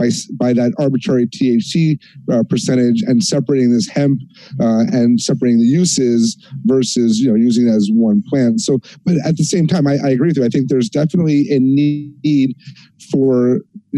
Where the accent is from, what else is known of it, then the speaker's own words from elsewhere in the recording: New York, United States; being a New Yorker myself